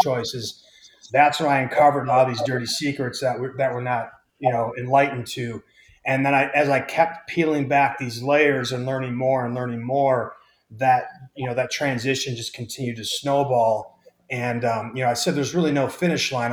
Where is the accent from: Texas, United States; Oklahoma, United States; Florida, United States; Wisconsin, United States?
Wisconsin, United States